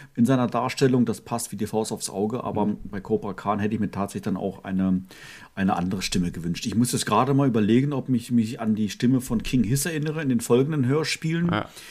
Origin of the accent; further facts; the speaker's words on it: Northern Germany, Germany; meine Kindheit war ja in Norddeutschland